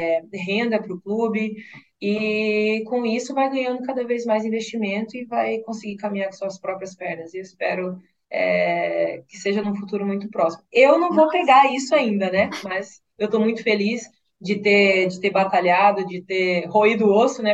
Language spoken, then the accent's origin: Portuguese; Mato Grosso, Brazil; now in Porto Alegre, Brazil; eu venho de um estado, né, do Mato Grosso, onde não tem tanta tradição assim no futebol